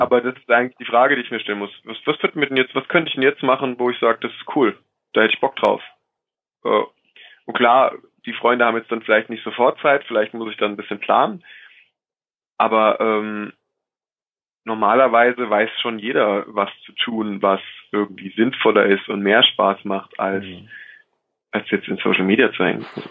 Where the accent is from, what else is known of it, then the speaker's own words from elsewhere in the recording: Rhineland-Palatinate, Germany; ich komme aus der Pfalz